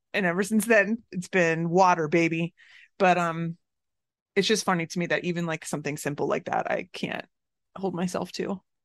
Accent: Florida, United States; now in Chicago, United States; growing up in Florida

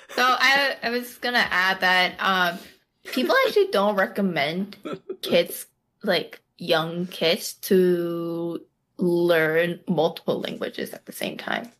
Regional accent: Daegu, South Korea; accent: Gyeongsang-do; first language Korean; English is a second language; moved away; I'm Daegu.

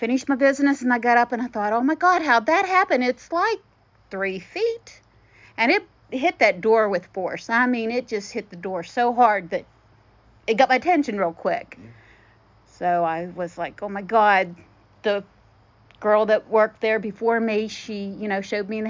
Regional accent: Morgantown, West Virginia, United States; I'm from Morgantown, West Virginia.

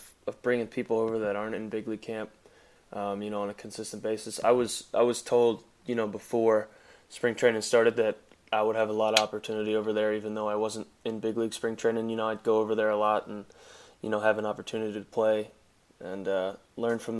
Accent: Philadelphia, Pennsylvania, United States; I'm from Philadelphia

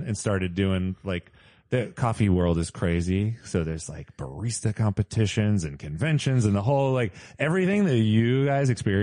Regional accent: Modesto, California, United States; also born or lived in San Francisco; I grew up in like a small town in the Central Valley.

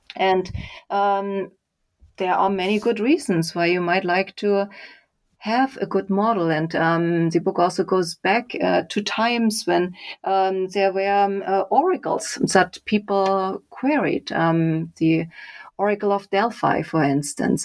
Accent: Leipzig, Saxony, Germany; moved away; So I grew up in Germany. I did an engineering degree um, in Leipzig, my hometown

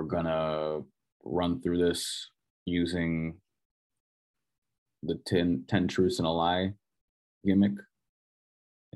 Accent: Minnesota, United States; moved away; I'm from Minnesota.

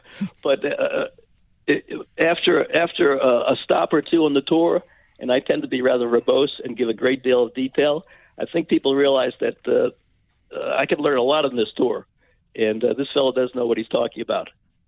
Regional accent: New York City, New York, United States; I grew up in the Bronx, New York

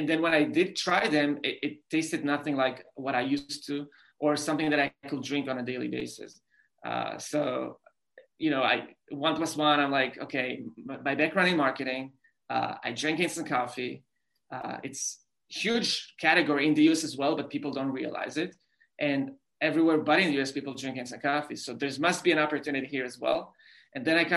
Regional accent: Israel; English is a second language; moved away as an adult; also born or lived in New York City; I grew up in Israel

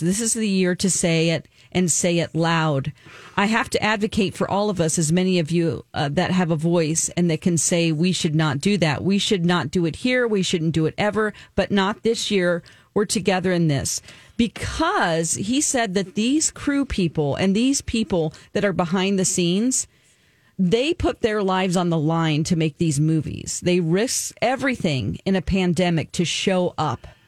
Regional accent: Springfield, Missouri, United States; moved away; Springfield, Missouri, my hometown

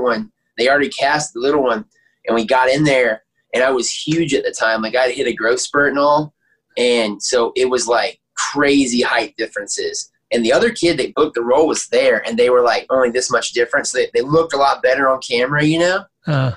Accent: Aiken, South Carolina, United States; born and raised in Aiken, South Carolina

